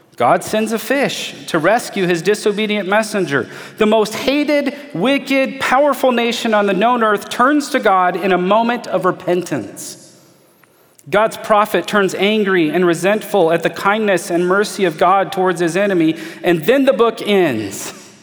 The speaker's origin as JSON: {"language": "English", "country": "United States", "said": "as an American in 2021"}